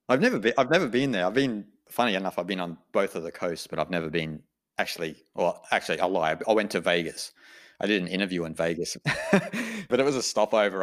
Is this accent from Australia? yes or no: yes; Australia; I'm an Australian